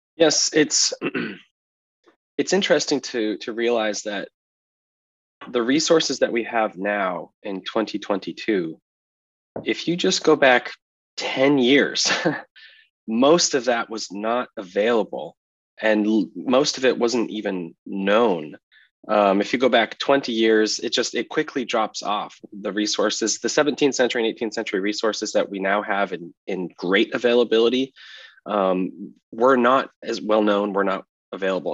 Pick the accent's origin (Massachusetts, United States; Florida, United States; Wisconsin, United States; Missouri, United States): Massachusetts, United States; also born or lived in Southern California; now in La Mirada, United States; I grew up in the Northeast in Massachusetts, but I've spent most of my life here in Southern California